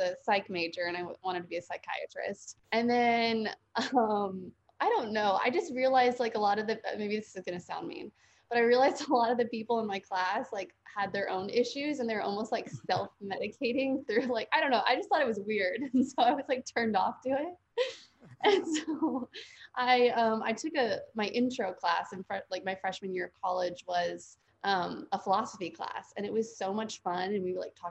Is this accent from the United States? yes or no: yes; suburb of Denver, Colorado, United States; moved away as an adult; now in Nashville, United States; I'm originally from Colorado and I just moved to Nashville about a year and a half ago